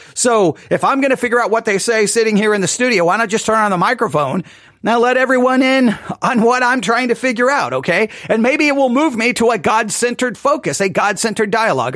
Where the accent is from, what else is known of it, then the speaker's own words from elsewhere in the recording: Texas, United States; I'm from Texas